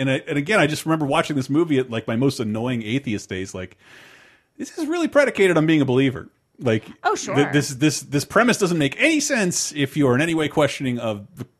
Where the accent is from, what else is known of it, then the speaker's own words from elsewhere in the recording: the South, United States; I always hated that my name was more ethnic growing up in the South.